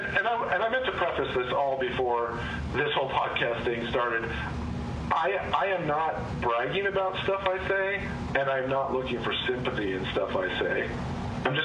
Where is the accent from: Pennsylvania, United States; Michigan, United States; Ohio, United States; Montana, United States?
Montana, United States; born there; Yeah, so my social security number says I was born in Montana.